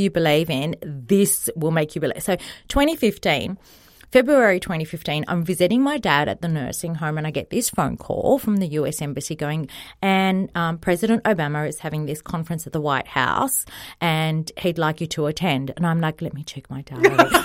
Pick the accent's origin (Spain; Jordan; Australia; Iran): Australia; also born or lived in Egypt; my parents came to Australia when I was two from Egypt